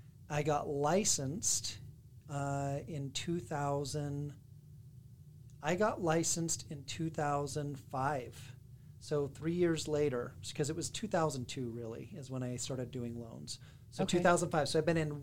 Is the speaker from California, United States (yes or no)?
no; West Jordan, Utah, United States; I am from West Jordan, Utah. So I went to Westvale Elementary, which was the best, the Vikings